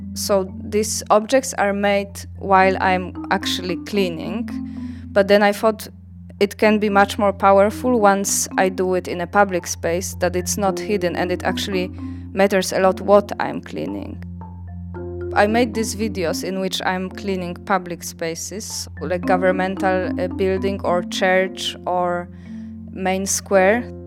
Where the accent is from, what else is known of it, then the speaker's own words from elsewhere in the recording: Poland; English is a second language; moved away; I'm from Poland